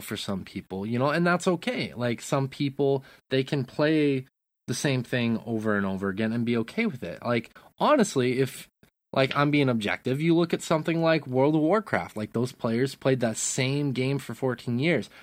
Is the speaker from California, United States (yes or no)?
no; Great Falls, Montana, United States; you and I grew up in Great Falls